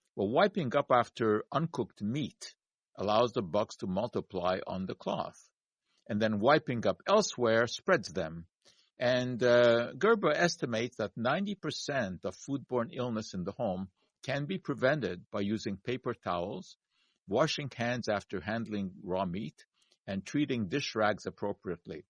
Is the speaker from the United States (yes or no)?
no; Montreal, Quebec, Canada; growing up in Montreal